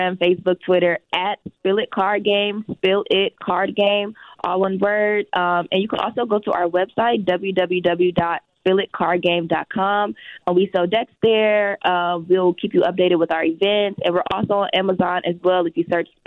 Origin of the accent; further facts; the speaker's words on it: Milwaukee, Wisconsin, United States; in Milwaukee, in my hometown